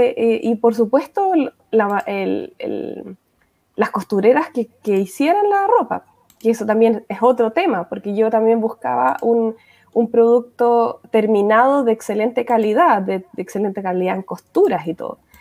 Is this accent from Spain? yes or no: no; Valdivia, Los Ríos, Chile; now in Austria; me nací y crié en Valdivia